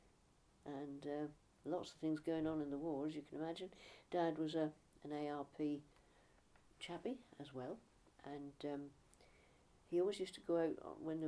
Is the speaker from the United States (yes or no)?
no; Norfolk, East of England, United Kingdom; also born or lived in Streatham, London; I was about 6 weeks old when I was brought here from London, from Streatham, where I was born. Yeah, there you are. And so I do definitely consider myself to be a native of Norfolk